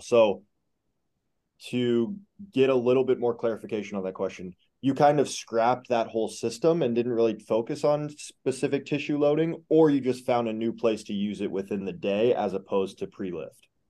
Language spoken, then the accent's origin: English; Alaska, United States; I grew up in Alaska